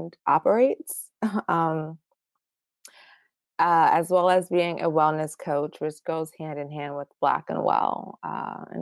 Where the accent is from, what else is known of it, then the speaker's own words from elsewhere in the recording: New York City, New York, United States; also born or lived in Baltimore, Maryland; I was actually the only one born in Baltimore, but I spent most of my life and childhood in Brooklyn. I basically moved there when I was a baby